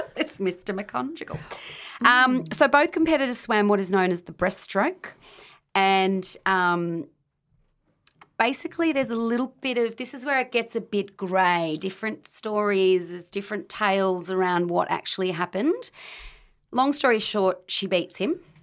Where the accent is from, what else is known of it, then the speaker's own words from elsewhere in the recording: Australia; growing up in Australia